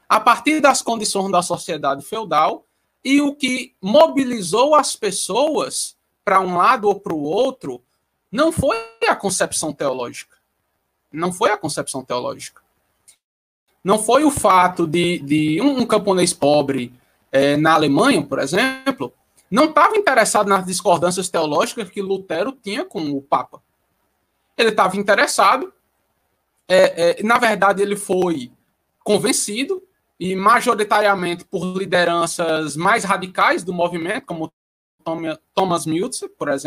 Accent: Ceará, Brazil; porque eu moro em Juazeiro do Norte, eu sou cearense, moro em Juazeiro do Norte.

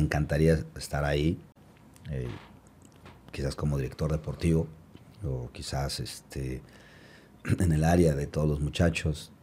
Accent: Mexico; somos los mexicanos, tenemos carácter

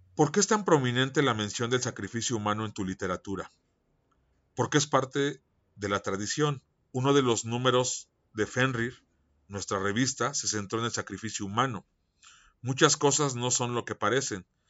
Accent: Mexico; yo soy mexicano

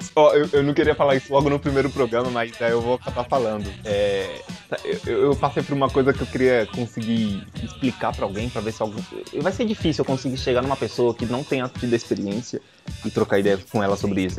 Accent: São Paulo, Brazil; eu nasci praticamente onde eu moro, na mesma cidade onde eu moro agora, eu moro em São Paulo

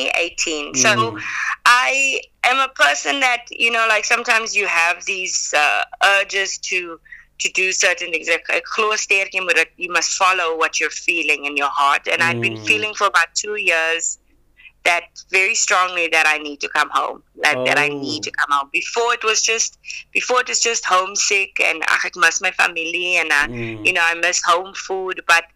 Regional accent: South Africa; accent: South African; But I was very adamant about not losing my South African accent, which I think is a choice.

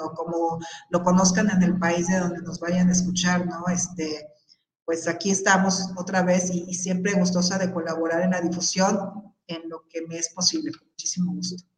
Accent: Mexico; ciudadanos mexicanos

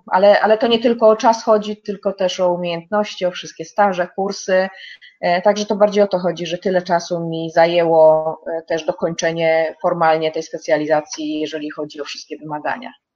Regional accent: Lower Silesian Voivodeship, Poland; moved away as an adult; now in Kramfors, Sweden; robiłam ją w województwie dolnośląskim w szpitalu, E, i z skąd pochodzę

